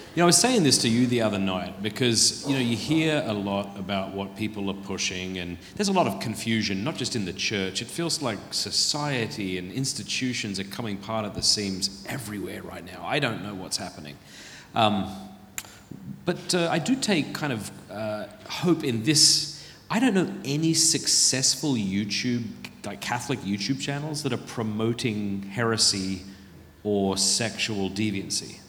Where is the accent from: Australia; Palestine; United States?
Australia; South Australia; moved away; also born or lived in Sydney; I was born in Ryde Hospital. And uh, my dad was in the Navy. We went back to South Australia, grew up there